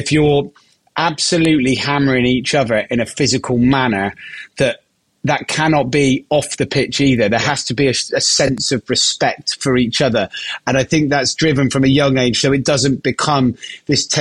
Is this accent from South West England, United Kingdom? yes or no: yes; Gloucester, South West England, United Kingdom; I'm from Gloucester